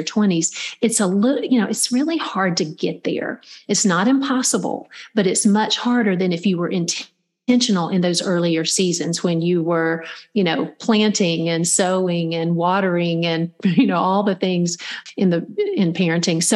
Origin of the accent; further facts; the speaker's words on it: Middle Georgia, United States; I grew up in Middle Georgia